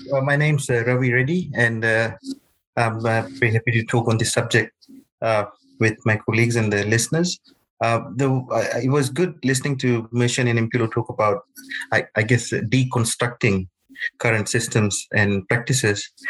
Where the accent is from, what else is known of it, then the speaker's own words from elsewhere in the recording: Fiji; moved away; I'm from Fiji.